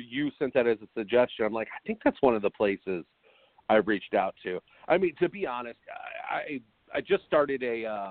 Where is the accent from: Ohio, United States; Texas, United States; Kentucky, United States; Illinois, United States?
Kentucky, United States; northern; also born or lived in Chicago; I'm born and raised in northern Kentucky, and I actually live in Kentucky